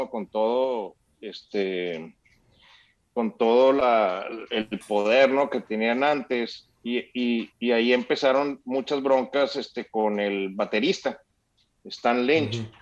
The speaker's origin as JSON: {"language": "Spanish", "region": "Chihuahua", "country": "Mexico", "said": "No, somos de Chihuahua"}